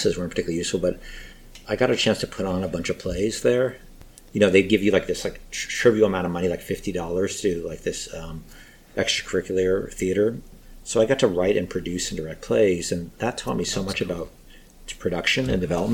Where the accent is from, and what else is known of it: northern New Jersey, United States; born or raised there; moved away as an adult; also born or lived in Queens, New York / Los Angeles / San Francisco / Manhattan